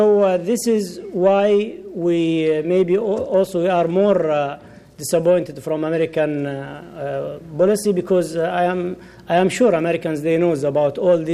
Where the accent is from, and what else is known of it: Saudi Arabia